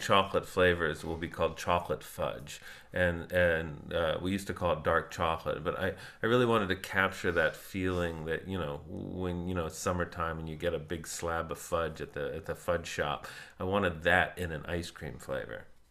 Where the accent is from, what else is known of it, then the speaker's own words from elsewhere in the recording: South Florida, United States; moved away; I grew up in South Florida